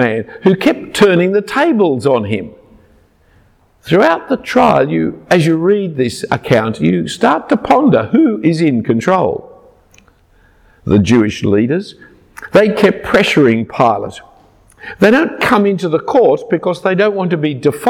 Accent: Australia; I'm an Australian. And you know that we celebrate Christmas in midsummer.

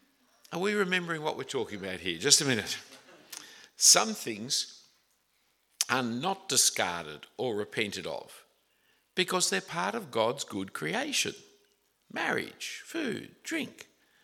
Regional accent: Australia

